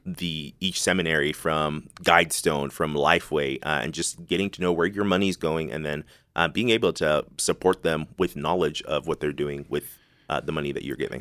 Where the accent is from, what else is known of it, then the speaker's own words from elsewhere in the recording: Zimbabwe; also born or lived in Dallas-Fort Worth area; now in Dallas-Fort Worth, United States; I'm from Zimbabwe